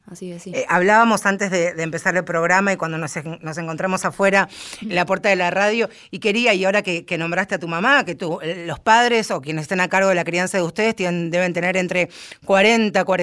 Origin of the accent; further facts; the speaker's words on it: Argentina; nosotros que somos porteñas o bonaerenses